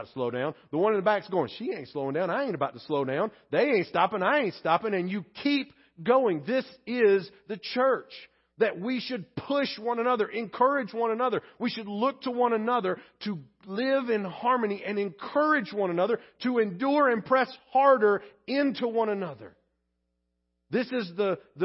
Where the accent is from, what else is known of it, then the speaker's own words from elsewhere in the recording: Pleasant Grove, United States; my home church where I grew up in Pleasant Grove